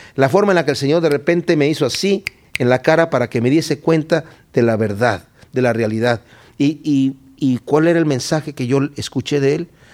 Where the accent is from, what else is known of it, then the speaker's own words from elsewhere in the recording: Querétaro, Mexico; moved away; Estuve allá en mi ciudad, Querétaro, en México